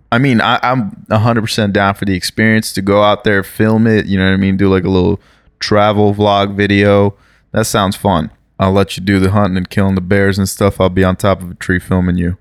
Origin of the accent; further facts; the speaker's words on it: Brazil; now in United States; I was born in Brazil. Um obviously live in the United States.